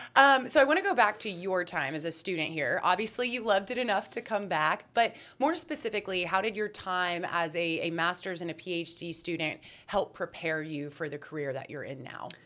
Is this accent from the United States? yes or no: yes; Texas, United States; also born or lived in Syracuse, New York; I was born and raised here